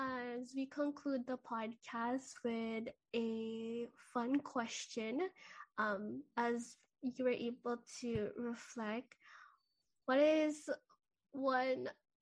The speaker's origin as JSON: {"language": "English", "country": "Philippines", "said": "And I think even as a Filipino, our biggest goals is to make sure that our families are well taken care of."}